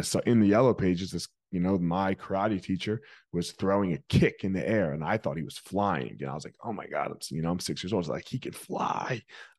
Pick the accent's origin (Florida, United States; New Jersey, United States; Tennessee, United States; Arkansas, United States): New Jersey, United States; Franklinville; South Jersey, a little town called Franklinville. Nobody's heard of it.